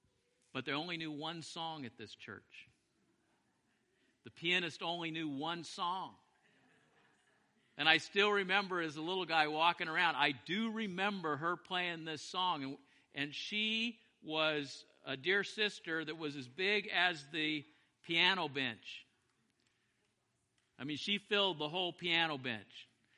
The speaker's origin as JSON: {"language": "English", "town": "Big Spring", "region": "Texas", "country": "United States", "tie": "born or raised there", "said": "I was born in Big Spring, Texas, and I spent probably total 10 years of my life in Big Spring, Texas."}